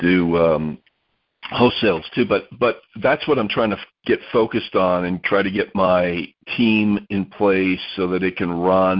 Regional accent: Florida, United States; now in Utah, United States; I'm originally from Florida, so Jacksonville's kind of my stomping ground

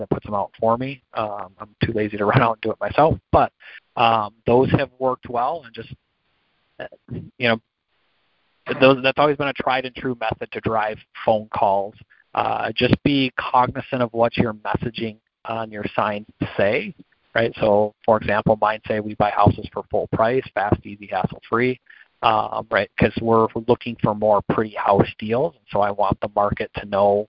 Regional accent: Michigan, United States; I grew up in Michigan

